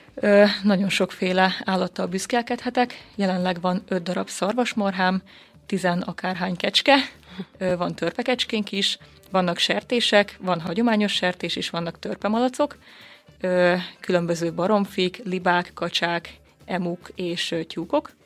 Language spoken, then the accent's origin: Hungarian; Békéscsaba, Békés, Hungary; Én 21 éves vagyok, és a Békés Csabai Evangélikus Gimnáziumban tanultam.